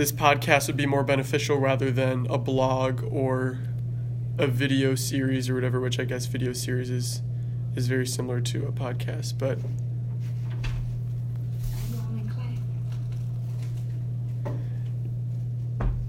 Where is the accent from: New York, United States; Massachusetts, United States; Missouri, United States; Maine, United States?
Missouri, United States; St. Louis; I'm from St. Louis, Missouri.